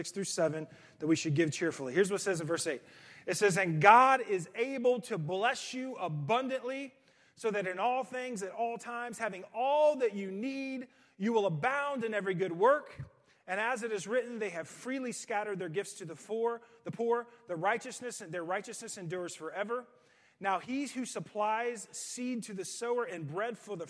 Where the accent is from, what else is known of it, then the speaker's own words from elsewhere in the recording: United States; American Christians